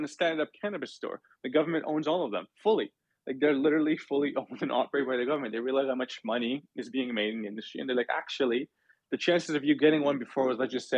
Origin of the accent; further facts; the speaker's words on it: Toronto, Ontario, Canada; I'm from Toronto